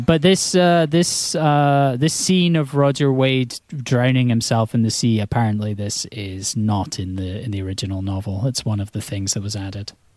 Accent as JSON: {"language": "English", "region": "Scotland", "country": "United Kingdom", "said": "I'm from Scotland"}